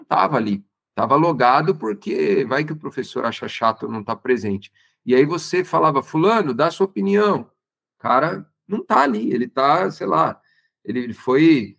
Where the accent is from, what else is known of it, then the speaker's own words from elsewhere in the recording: Santo André, São Paulo, Brazil; moved away as an adult; also born or lived in Campinas; now in Americana, Brazil; eu não sou daqui, eu sou do Santo André, ali do ABC Paulista.